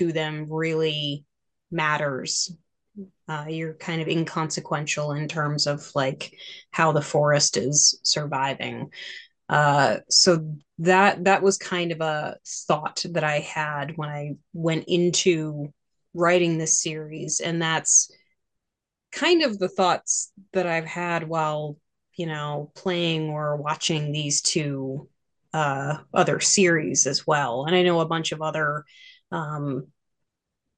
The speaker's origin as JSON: {"language": "English", "region": "Maine", "country": "United States", "tie": "born or raised there", "said": "Growing up in Maine"}